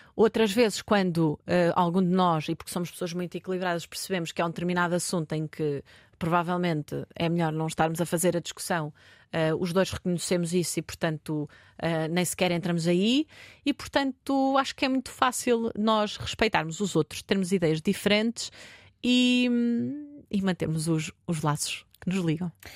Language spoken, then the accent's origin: Portuguese; Marinha Grande, Centro, Portugal; eu sou da Marinha Grande